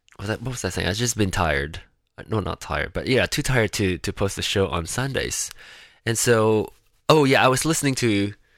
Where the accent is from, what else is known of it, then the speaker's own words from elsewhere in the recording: Penang, Malaysia; now in Kansas City, United States; Penang which is my hometown